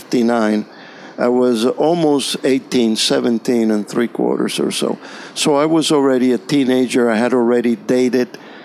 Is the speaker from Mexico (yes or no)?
no; Havana, Cuba; English is a second language; now in Florida, United States; I was born in Cuba, in Havana. My parents were born also in Cuba. My grandparents were born in Spain and came to Cuba.